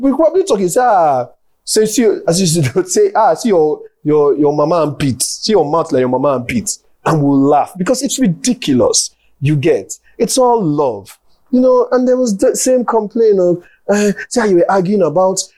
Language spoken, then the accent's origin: English; Delta, Nigeria; I'm from Delta State